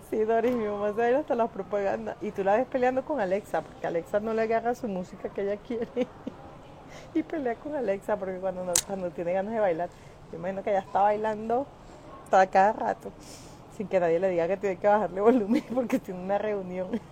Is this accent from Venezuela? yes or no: yes; Caracas, Capital District, Venezuela; moved away; nací en el 23 de enero en la, la ¿cómo se llama? sector Montepiedad, viví allí hasta los 14 años con, mi mamá